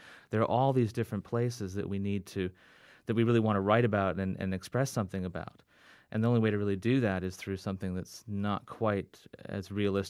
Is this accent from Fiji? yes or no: yes; Fiji; We grew up overseas in the Fiji Islands because my parents were in the Peace Corps, and then we traveled overseas quite a bit as well, all over the world, basically.